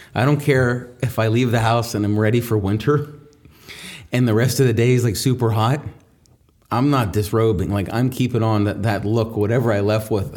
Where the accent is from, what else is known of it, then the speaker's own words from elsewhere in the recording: New Castle, Pennsylvania, United States; I grew up in Newcastle